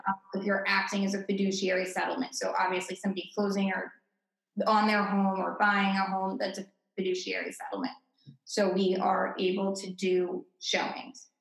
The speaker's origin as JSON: {"language": "English", "town": "Greenwich", "region": "Connecticut", "country": "United States", "tie": "born or raised there", "also_born_or_lived": "Amherst, Massachusetts", "moved": "as an adult", "lives_now": "Boston, United States", "said": "I was born and raised in Connecticut in the tri-state area."}